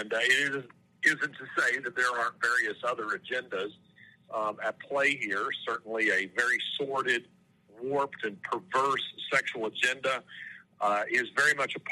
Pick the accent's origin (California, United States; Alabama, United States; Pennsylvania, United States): Alabama, United States; Birmingham; my hometown of Birmingham, Alabama